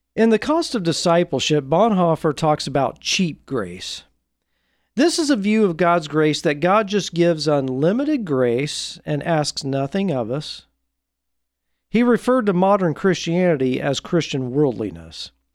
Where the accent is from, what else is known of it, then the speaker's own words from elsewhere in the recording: Portland, Oregon, United States; my hometown, Portland, Oregon